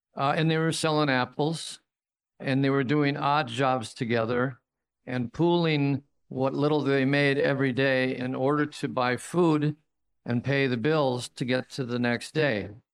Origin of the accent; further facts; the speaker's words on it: Royal Oak, Michigan, United States; my hometown of Royal Oak or Hamtramck